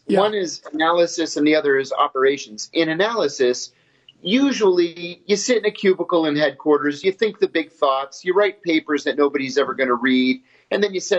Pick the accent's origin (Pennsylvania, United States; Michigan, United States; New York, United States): Pennsylvania, United States; just north of Pittsburgh, western; moved away as an adult; Grew up in western Pennsylvania, just north of Pittsburgh, up in Amish country.